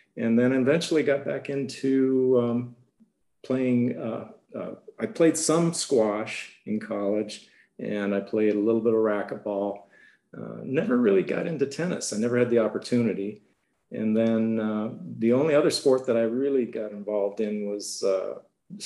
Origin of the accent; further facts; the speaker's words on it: Toronto, Ontario, Canada; I was born in Canada, born in Toronto, being from the hockey capital of the world